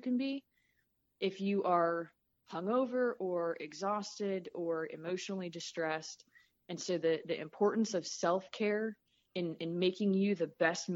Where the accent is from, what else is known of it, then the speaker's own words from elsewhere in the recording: Southern California, United States; moved away as an adult; also born or lived in Midwest; the music that I grew up listening to in Southern California in the 80s